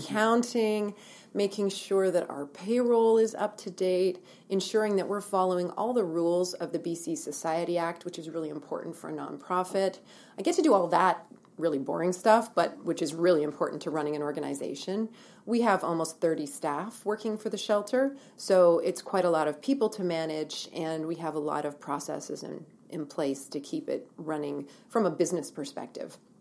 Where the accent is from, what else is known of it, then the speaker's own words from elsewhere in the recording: Ontario, Canada; moved away as an adult; also born or lived in Ottawa / Halifax, Nova Scotia / Vancouver; now in Kelowna, Canada; I'm born and raised in Ontario, and lived there